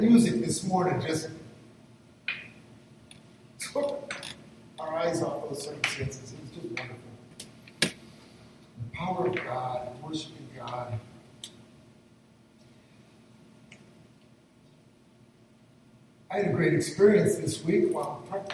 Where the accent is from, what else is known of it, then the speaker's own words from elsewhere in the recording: northern Michigan, United States; moved away; the church I'd pretty much grown up in my hometown in northern Michigan